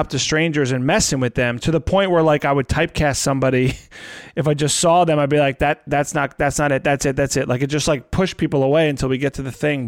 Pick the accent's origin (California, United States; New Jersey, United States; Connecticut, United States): New Jersey, United States; I'm from Jersey